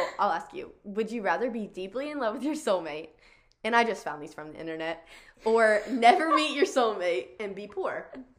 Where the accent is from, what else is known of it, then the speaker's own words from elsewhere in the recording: the South, United States; I don't know if it's just because we grew up in the South that it's so much a way of life.